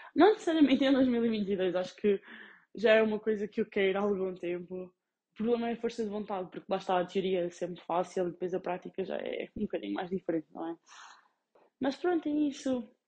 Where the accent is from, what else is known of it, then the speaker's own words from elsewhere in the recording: Covilhã, Centro, Portugal; also born or lived in Guimarães; Eu sou do Covilhã